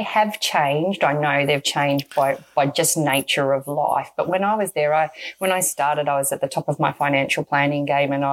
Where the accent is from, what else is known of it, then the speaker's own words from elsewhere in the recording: Melbourne, Victoria, Australia; I grew up in Strathmore, which is Essendon, right near the Essendon Airport